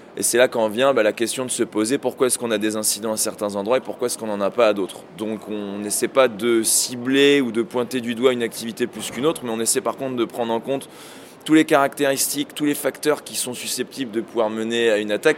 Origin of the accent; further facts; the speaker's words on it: France; chez nous en France